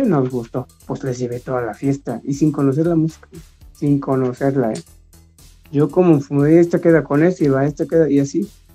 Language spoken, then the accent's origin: Spanish; Mexico; así somos los mexicanos